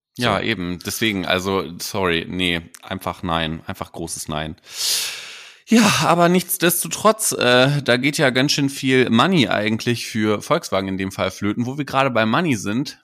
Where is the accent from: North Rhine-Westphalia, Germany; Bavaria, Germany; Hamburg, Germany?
Hamburg, Germany; bei uns in Hamburg